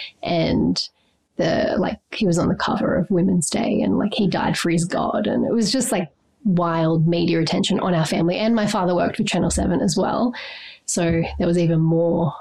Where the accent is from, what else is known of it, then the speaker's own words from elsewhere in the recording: Byron Shire, New South Wales, Australia; also born or lived in Vanuatu / Mullumbimby, Australia; Grew up in the Byron Shire.